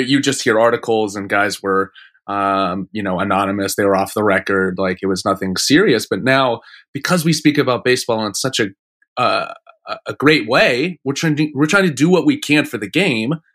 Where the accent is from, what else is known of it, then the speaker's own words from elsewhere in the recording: Phoenix, Arizona, United States; I grew up in Phoenix wearing, like, Mets gear